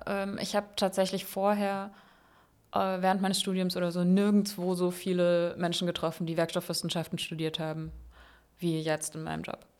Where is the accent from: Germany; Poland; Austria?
Germany; Landau, Rhineland-Palatinate; moved away as an adult; also born or lived in Freiburg; now in Berlin, Germany; ich komme aus Landau in der Pfalz. Ja. Also Rheinland-Pfalz